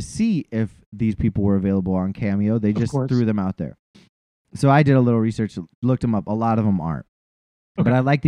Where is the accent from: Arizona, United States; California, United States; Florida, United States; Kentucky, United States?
California, United States; I'm from Cali